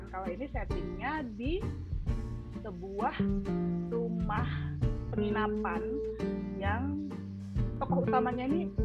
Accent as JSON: {"language": "Indonesian", "town": "Medan", "region": "North Sumatra", "country": "Indonesia", "said": "aku tuh aslinya dari Medan sebenarnya tapi aku belum pernah ke Aceh belum pernah ke Padang di Medan lompat langsung ke Jakarta"}